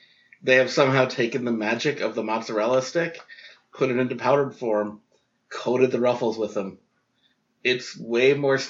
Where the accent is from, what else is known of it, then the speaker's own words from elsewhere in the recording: New York, United States; moved away; where I grew up in New York.